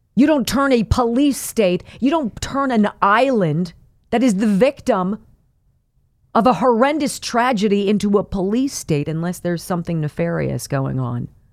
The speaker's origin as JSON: {"language": "English", "region": "Pennsylvania", "country": "United States", "tie": "born or raised there", "said": "my home state of Pennsylvania, the Commonwealth of Pennsylvania"}